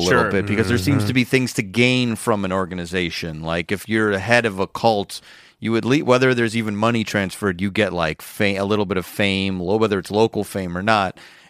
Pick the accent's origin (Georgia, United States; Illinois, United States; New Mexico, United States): Illinois, United States; Schaumburg; Schaumburg, Illinois.